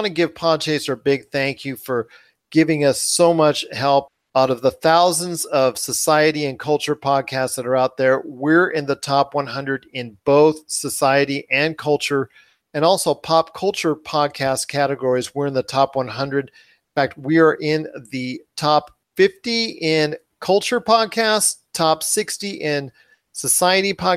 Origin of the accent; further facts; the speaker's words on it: Southern California, United States; I came from Southern California.